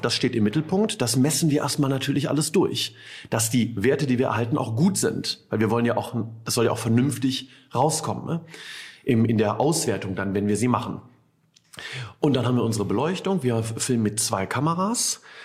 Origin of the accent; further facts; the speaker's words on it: Ratingen, North Rhine-Westphalia, Germany; gebürtig aus Ratingen